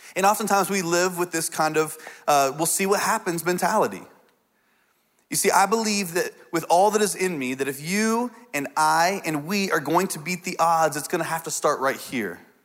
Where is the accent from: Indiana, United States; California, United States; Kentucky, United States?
Indiana, United States; I grew up in Indiana on a farm, uh, for a lot of my life.